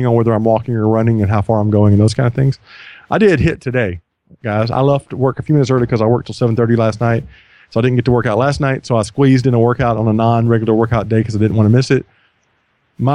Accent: United States; I'm an American

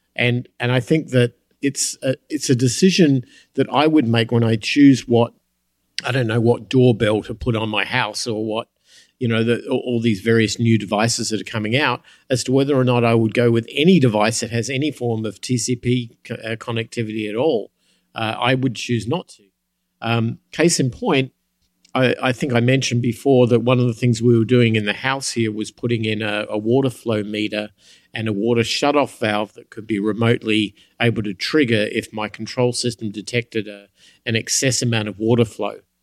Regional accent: United States; I'm an American

